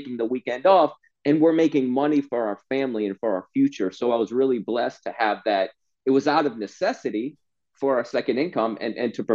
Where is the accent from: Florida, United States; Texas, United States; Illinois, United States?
Florida, United States; Stuart; I grew up in Stuart, Florida